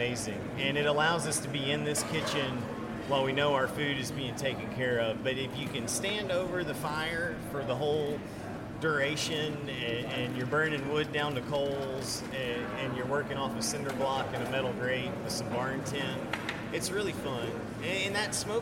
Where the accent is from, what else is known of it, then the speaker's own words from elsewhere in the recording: Nashville, Tennessee, United States; when I was a little kid was when Nashville started getting like restaurants. When the Shoney's opened near our house